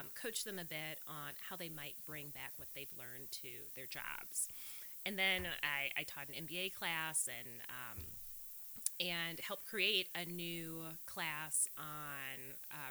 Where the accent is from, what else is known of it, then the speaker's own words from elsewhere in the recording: Milwaukee, Wisconsin, United States; accent: California; moved away; Right here in Milwaukee. So I grew up in Sherman Park with a wonderful my mom and my dad and my sister. So I'm a Milwaukee girl